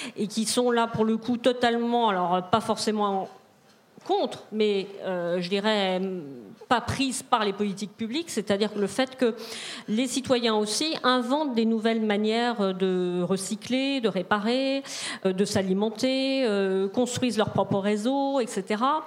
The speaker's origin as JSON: {"language": "French", "town": "Rennes", "region": "Brittany", "country": "France", "said": "je viens de Rennes, donc Rennes, c'est, on n'est pas très loin de la ZAD"}